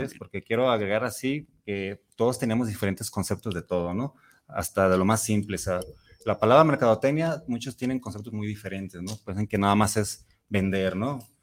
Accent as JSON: {"language": "Spanish", "country": "Mexico", "said": "yo sí me siento muy mexicano"}